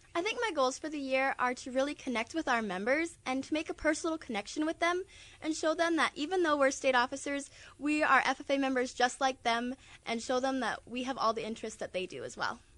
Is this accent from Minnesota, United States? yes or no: no; Newell, Iowa, United States; I am originally from Newell.